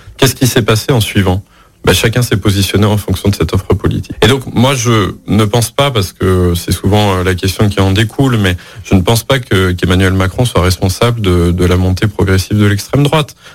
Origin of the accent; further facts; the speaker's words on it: Lyon, Auvergne-Rhône-Alpes, France; also born or lived in Bourges; je suis né à Bourges, mais j'ai grandi dans la métropole de Lyon